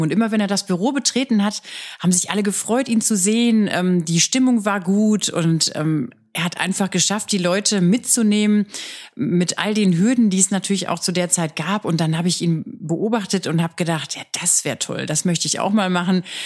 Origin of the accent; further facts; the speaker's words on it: Ruhr area, North Rhine-Westphalia, Germany; moved away as an adult; now in Stuttgart, Germany; Wir sind äh, aus dem Ruhrgebiet